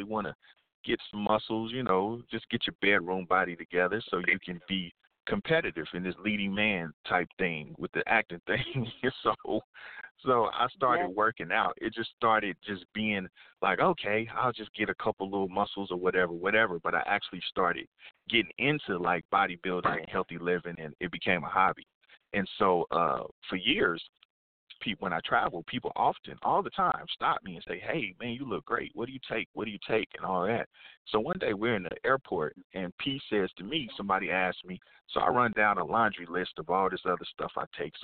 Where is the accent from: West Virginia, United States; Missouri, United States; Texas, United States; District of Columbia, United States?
Missouri, United States; Kansas City; I'm born and raised in Kansas City, Missouri